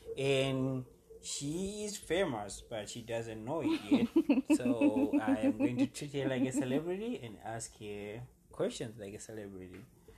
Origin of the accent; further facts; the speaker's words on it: Smyrna, United States; And I'm a kid from Smyrna